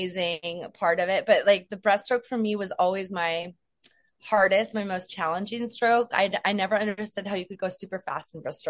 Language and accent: English; Moraga, California, United States; moved away as an adult; also born or lived in New York; I am from Northern California in a small town called Moraga